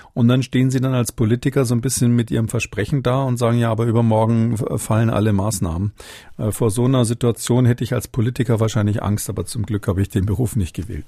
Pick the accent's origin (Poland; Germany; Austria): Germany; Munich, Bavaria; gebürtiger Münchner bin